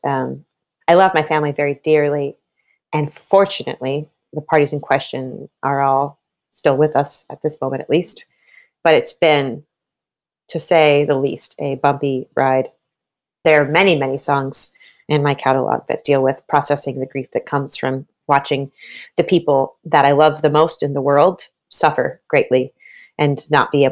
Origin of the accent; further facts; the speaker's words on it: East Coast, United States; we're both from the East Coast, a place with hills and mountains and trees.